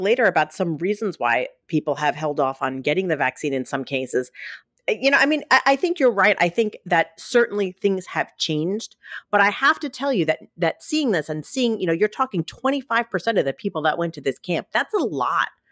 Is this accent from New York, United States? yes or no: yes; New York City, New York, United States; moved away; growing up in Staten Island